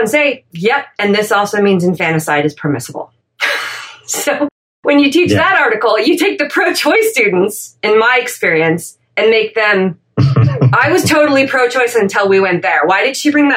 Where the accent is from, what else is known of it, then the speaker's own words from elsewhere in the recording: California, United States; I grew up in California in the 70s